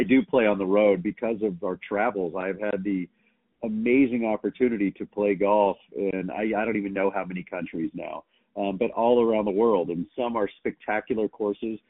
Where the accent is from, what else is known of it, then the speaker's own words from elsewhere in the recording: Texas, United States; moved away; also born or lived in Dallas; growing up in Texas, you know, especially in the 70s and 80s when I was growing up